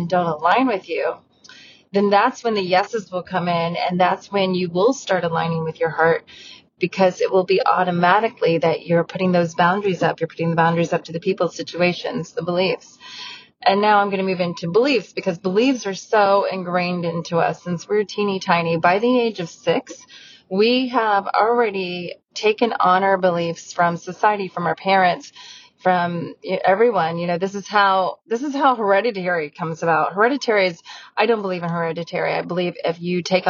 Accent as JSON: {"language": "English", "town": "Galena", "region": "Ohio", "country": "United States", "tie": "born or raised there", "also_born_or_lived": "Westerville, Ohio", "moved": "as an adult", "said": "I grew up in Ohio in a very small town"}